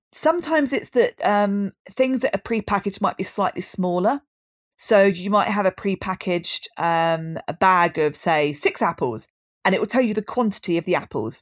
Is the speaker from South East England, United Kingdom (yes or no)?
yes; Brighton, South East England, United Kingdom; born and bred in Brighton, which is where I still am now